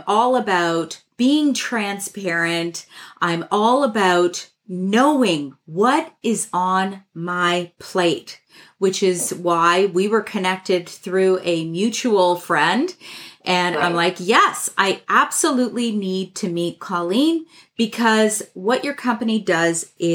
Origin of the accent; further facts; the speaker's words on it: Canada; I'm Canadian